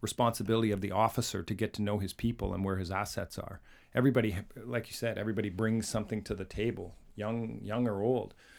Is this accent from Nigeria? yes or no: no; Canada; we're from Canada